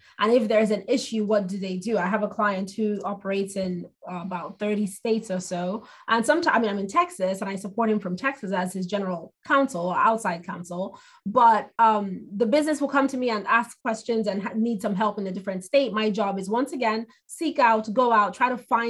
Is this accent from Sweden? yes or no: no; Nigeria; moved away; I'm an immigrant. I'm Nigerian.